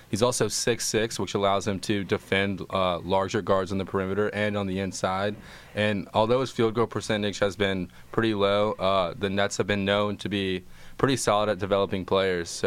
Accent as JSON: {"language": "English", "town": "Atlanta", "region": "Georgia", "country": "United States", "moved": "as an adult", "lives_now": "Austin, United States", "said": "I'm from Atlanta, and I'm a freshman in the Moody College of Communication here at UT."}